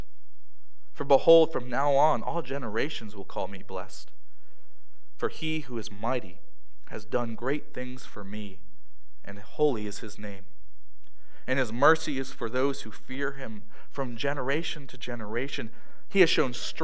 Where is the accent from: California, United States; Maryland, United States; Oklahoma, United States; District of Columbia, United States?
Maryland, United States; moved away; where I grew up in Maryland